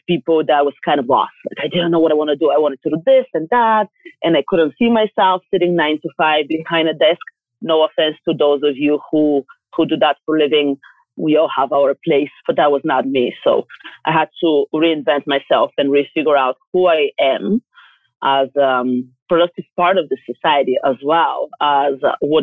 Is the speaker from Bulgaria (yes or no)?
yes; Bulgaria; I'm from Bulgaria, and it's a small country in the Mediterranean